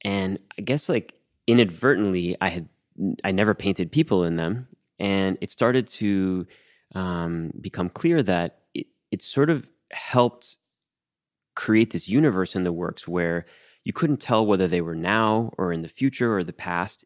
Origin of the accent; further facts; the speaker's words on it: Miami, Florida, United States; moved away as an adult; I, I grew up in Miami